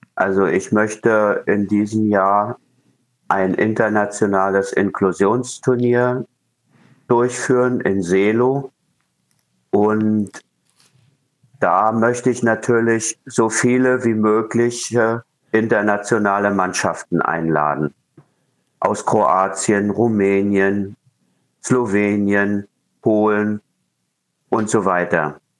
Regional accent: Rostock, Mecklenburg-Vorpommern, Germany; in meinem Heimatort Rostock

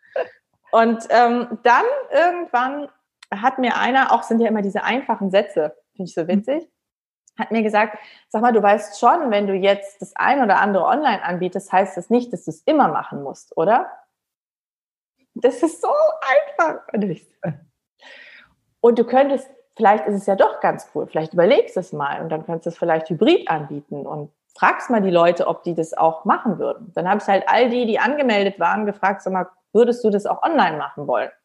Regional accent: Rhineland, Germany; ich bin ja auch Rheinländerin

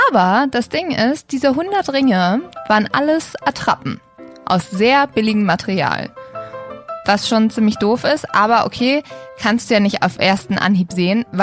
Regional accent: Sweden; ja, ich bin übrigens auch in Schweden aufgewachsen und die immer so, ja, du siehst auch total schwedisch aus.

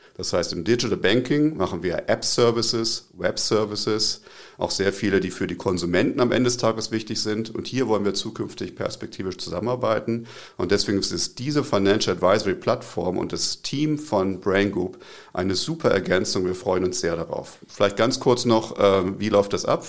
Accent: Braunschweig, Lower Saxony, Germany; also born or lived in Tübingen area / Zurich; now in Tübingen, Germany; Ich komme aus Braunschweig ursprünglich. Braunschweig ist eine Stadt in Norddeutschland, wo so ziemlich das höchste Hochdeutsch äh, gesprochen wird.

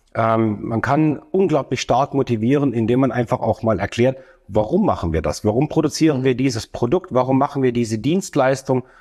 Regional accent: Stuttgart, Baden-Württemberg, Germany; komme aus der ähm, wunderschönen Stadt Stuttgart

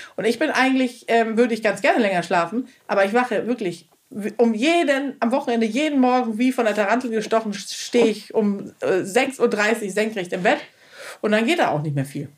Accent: Schleswig-Holstein, Germany; moved away; sesshaft in Schleswig-Holstein, wo ich ja auch zum Großteil aufgewachsen bin

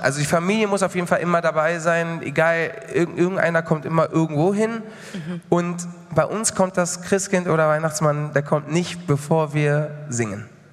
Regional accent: Mallorca, Balearic Islands, Spain; moved away; ich bin ja auf Mallorca groß geworden

